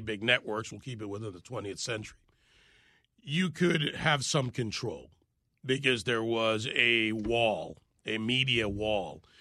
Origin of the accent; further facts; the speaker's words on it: Jamaica; now in United States; I was born in Jamaica